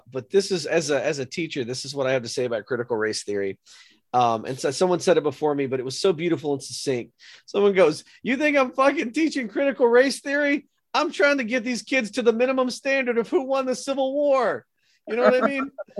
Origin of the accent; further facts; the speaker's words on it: Georgia, United States; I'm not trying to cast aspersions on my home state